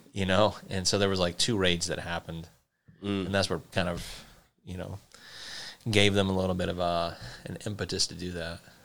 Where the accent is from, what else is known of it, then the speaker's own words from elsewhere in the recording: South Carolina, United States; now in Montana, United States; I'm not from Montana, but being from South Carolina, I mean that the area I'm from does have some Native American tribes